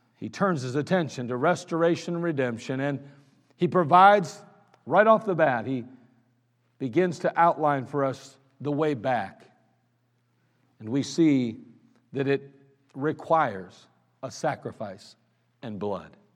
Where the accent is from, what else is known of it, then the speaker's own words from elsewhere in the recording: United States; I'm an American.